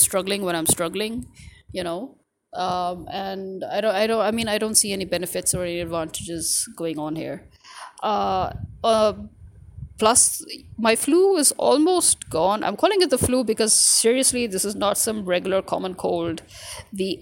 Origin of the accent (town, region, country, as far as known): Pakistan